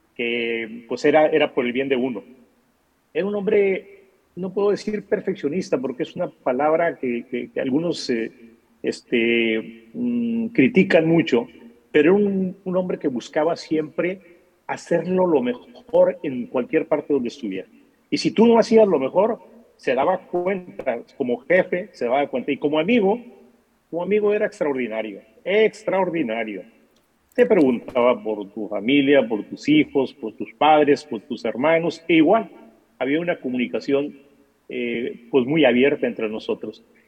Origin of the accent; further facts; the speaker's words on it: Atil, Sonora, Mexico; also born or lived in Mexico City; yo soy de Atil, y es una región este, pues eh, realmente cercana, aquí del norte del norte, de Sonora